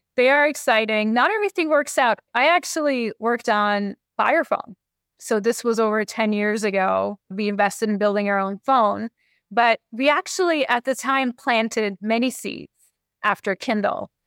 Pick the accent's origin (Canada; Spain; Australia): Canada; now in Seattle, United States; I'm Canadian. I grew up in Canada with hockey